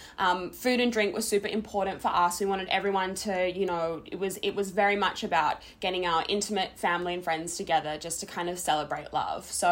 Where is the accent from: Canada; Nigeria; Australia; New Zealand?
Australia; Adelaide, South Australia; we're both originally from Adelaide